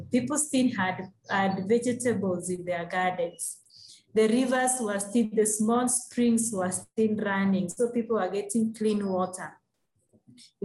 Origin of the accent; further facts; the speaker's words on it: Kisii, Kisii County, Kenya; the place where I grew up in Kisi, it's a warm, wet place